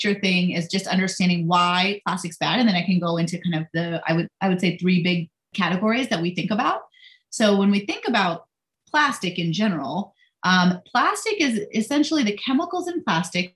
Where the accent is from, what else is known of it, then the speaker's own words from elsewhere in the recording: India; now in United States; I'm Indian. So I was born in India, came here